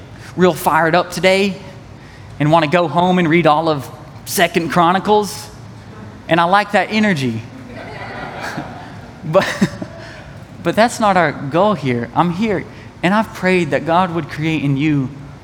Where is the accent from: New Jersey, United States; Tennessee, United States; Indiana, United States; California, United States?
Tennessee, United States; East; I'm from East Tennessee